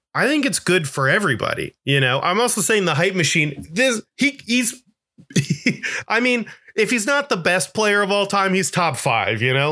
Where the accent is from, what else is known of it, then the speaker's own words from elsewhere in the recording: Florida, United States; I'm from Florida